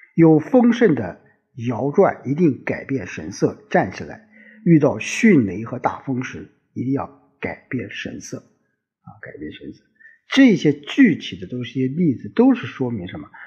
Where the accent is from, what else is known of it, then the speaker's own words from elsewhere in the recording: China; 我们中国人， 我们华夏子孙